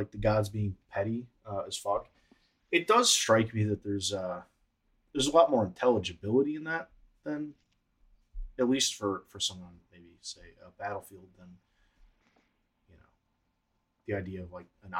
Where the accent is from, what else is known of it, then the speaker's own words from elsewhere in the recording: United States; We grew up in America